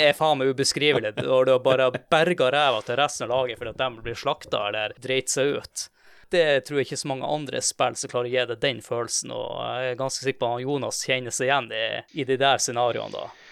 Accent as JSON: {"language": "Norwegian", "town": "Tromsø", "region": "Troms", "country": "Norway", "said": "jeg er fra Tromsø"}